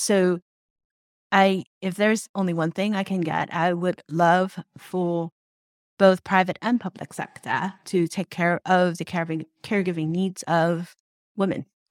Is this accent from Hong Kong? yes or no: yes; Hong Kong; moved away; also born or lived in Troy, New York (RPI); I grew up in Hong Kong